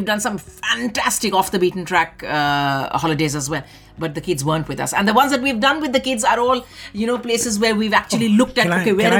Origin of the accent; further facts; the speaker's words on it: Delhi, India; moved away; about my childhood, about growing up in Delhi.